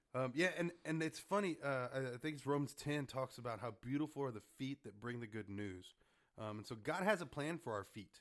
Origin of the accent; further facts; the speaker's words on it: Harlingen, Texas, United States; I'm from Harlingen